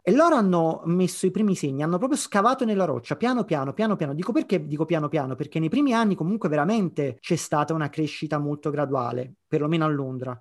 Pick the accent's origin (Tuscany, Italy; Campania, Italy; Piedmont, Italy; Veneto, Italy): Campania, Italy; Naples; moved away as an adult; also born or lived in London; Io sono napoletano